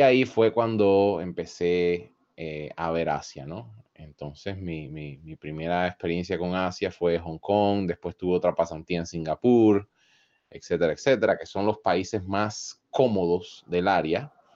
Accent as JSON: {"language": "Spanish", "country": "Costa Rica", "tie": "born or raised there", "also_born_or_lived": "Chicago, United States", "moved": "yes", "said": "yo crecí en Costa Rica"}